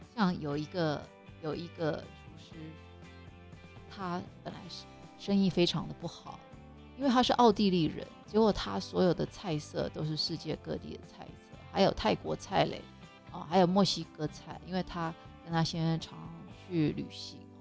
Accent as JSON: {"language": "Chinese", "country": "Taiwan", "also_born_or_lived": "Hawaii, United States", "moved": "yes", "said": "我要放一些食材是我们台湾习惯用的食材，我们中国人习，习惯用的食材"}